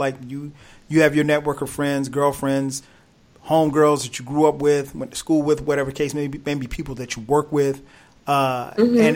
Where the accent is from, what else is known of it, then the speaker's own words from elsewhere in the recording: South Carolina, United States; I grew up in South Carolina